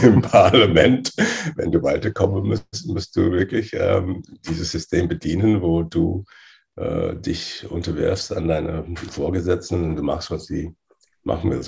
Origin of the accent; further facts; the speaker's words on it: England, United Kingdom; German is a second language; also born or lived in Nigeria / Loughborough, England; ich bin in Nigeria geboren. Äh, und mit acht Jahren bin ich nach England äh, ausgewandert, entsendet